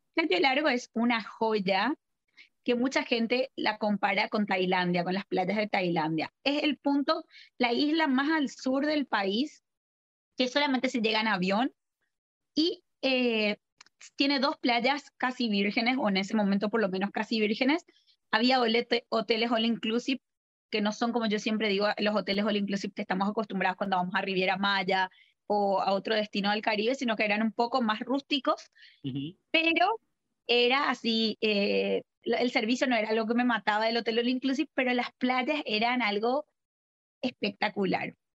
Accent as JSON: {"language": "Spanish", "country": "Paraguay", "tie": "born or raised there", "also_born_or_lived": "Argentina / Buenos Aires", "said": "yo primero que nada soy argentina, eh, vivo en Paraguay, donde estoy actualmente, donde estamos hablando, desde donde estamos hablando. Y eh, me formé acá en el colegio, hice todo el colegio"}